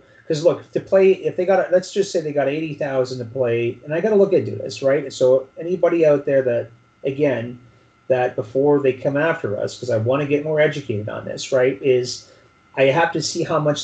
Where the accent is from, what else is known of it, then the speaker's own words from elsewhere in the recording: Canada; as a Canadian